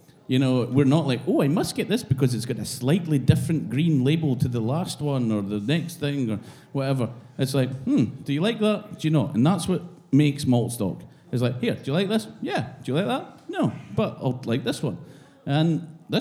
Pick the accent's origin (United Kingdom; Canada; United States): United Kingdom; Speyside, Scotland; I went to school in Speyside.